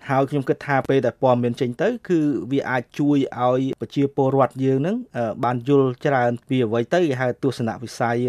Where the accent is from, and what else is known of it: Cambodia